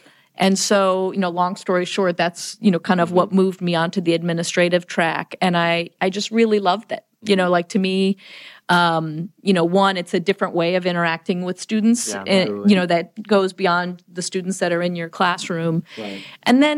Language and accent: English; Chicago, Illinois, United States; because I grew up in the Chicago area.